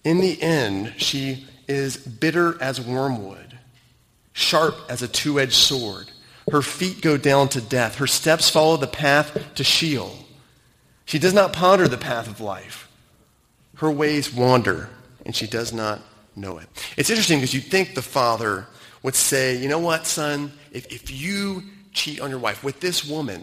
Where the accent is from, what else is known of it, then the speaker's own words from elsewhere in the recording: United States; moved away as an adult; now in Cayman Islands; having grown up in the United States